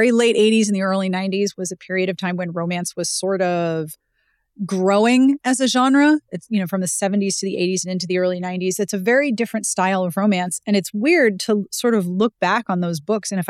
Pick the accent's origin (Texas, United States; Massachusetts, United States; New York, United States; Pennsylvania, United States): Pennsylvania, United States; Pittsburgh; Um, I was born and raised in Pittsburgh